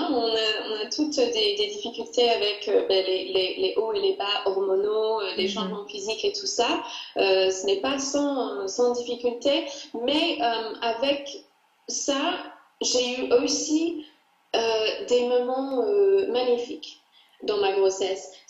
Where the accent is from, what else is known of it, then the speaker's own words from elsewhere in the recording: England, United Kingdom; now in Paris, France; moi je suis anglaise